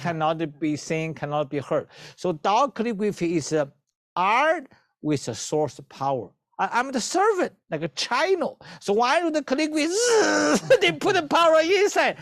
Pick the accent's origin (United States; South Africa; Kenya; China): China; moved away; I, I come from China